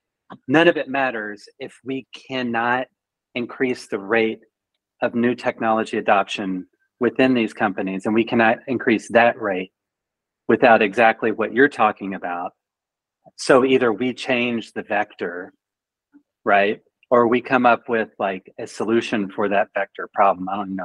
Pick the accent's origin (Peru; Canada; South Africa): Canada; So trust me, I'm Canadian. Like we do nothing wrong.